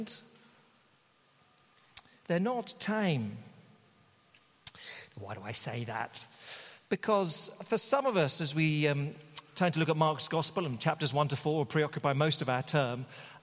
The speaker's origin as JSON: {"language": "English", "country": "United Kingdom", "said": "being a Brit"}